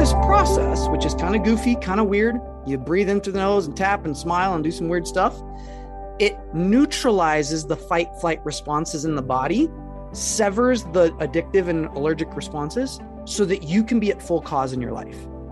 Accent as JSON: {"language": "English", "region": "Arkansas", "country": "United States", "tie": "born or raised there", "said": "I'm originally from Arkansas, and I grew up in a town that was less than, like, three thousand people."}